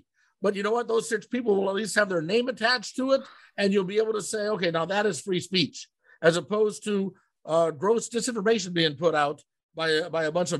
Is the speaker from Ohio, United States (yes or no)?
yes; Ohio, United States; when I was growing up in Ohio.